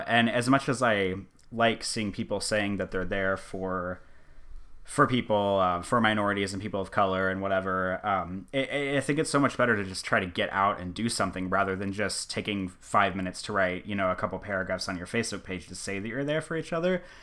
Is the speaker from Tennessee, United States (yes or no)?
no; Omaha, Nebraska, United States; I'm from Omaha